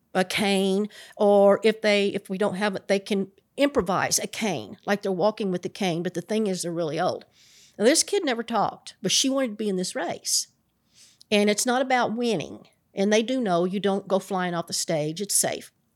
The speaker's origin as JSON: {"language": "English", "region": "Appalachian Mountains", "country": "United States", "tie": "born or raised there", "said": "I grew up in the Appalachian Mountains"}